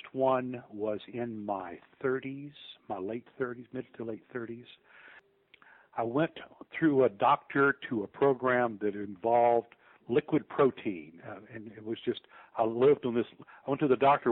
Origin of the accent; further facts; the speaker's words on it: New Orleans, Louisiana, United States; moved away as an adult; now in Memphis, United States; I'm from New Orleans